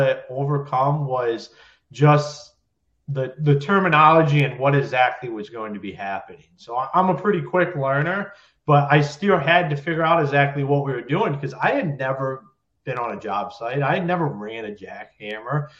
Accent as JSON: {"language": "English", "region": "Ohio", "country": "United States", "moved": "as an adult", "lives_now": "Michigan, United States", "said": "I'm originally from Ohio"}